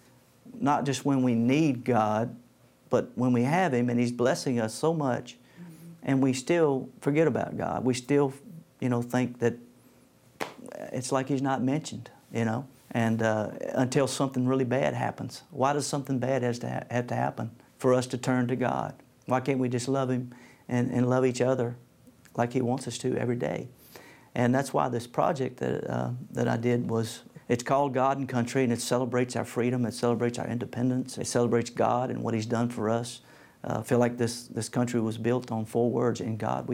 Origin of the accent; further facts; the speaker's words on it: United States; I've had a great life growing up in the United States of America